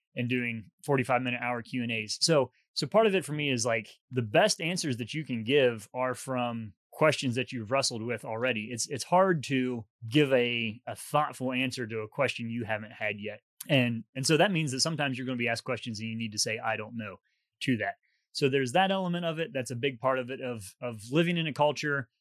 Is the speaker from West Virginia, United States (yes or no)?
yes; West Virginia, United States; moved away as an adult; also born or lived in England / Dallas / Boston; I was from West Virginia